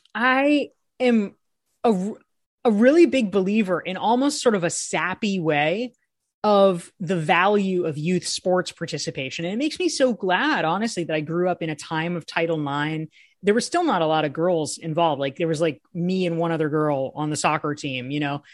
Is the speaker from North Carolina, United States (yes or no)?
yes; Pinehurst, North Carolina, United States; I ended up growing, growing up in Pinehurst